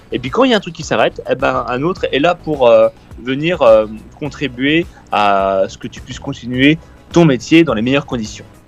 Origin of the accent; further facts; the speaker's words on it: Épinal, Grand Est, France; moved away as an adult; now in Paris, France; je suis né à Épinal et j'ai un peu grandi dans les Vosges